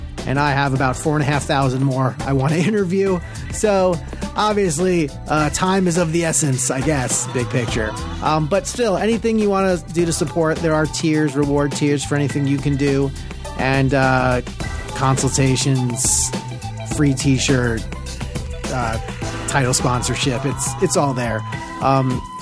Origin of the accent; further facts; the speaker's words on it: Long Island, New York, United States; We are from Long Island